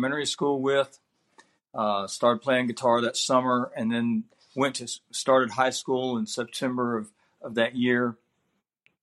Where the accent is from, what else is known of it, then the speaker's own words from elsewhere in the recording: South Carolina, United States; I'm originally from Athens, South Carolina, and I was the third child of Jim and Marie